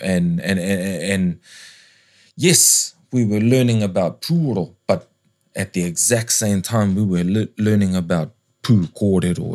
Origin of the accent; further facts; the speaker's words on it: Tongariro, Waikato, New Zealand; also born or lived in Papakai; I spent most of my youth growing up under Tongariru